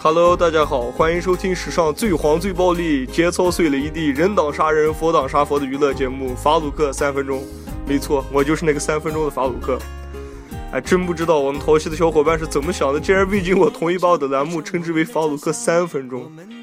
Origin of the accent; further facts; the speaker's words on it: Xinjiang, China; accent: Xinjiang accent; moved away; also born or lived in inland China; 我口音还是比较明显能带着新疆口音的